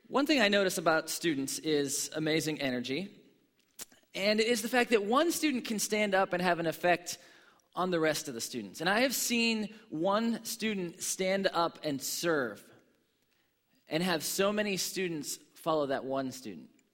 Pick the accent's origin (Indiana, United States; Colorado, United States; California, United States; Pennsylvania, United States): Pennsylvania, United States; Pittsburgh; I grew up in Pittsburgh, Pennsylvania